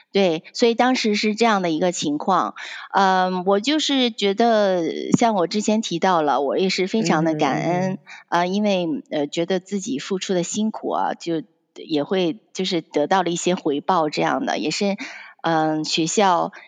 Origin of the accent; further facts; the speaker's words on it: Penglai, Shandong, China; also born or lived in Canada; now in United States; 我是出生在，嗯，山东蓬莱，就是在那边长大